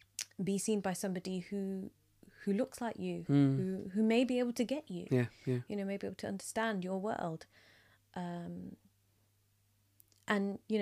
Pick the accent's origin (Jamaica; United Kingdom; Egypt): United Kingdom; as a British, Indian, Gujarati psychologist, I think, you know, I need to step up.